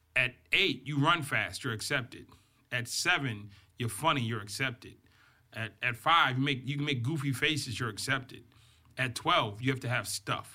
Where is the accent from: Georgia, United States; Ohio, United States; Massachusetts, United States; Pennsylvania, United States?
Massachusetts, United States; Boston; I grew up in Boston, Massachusetts.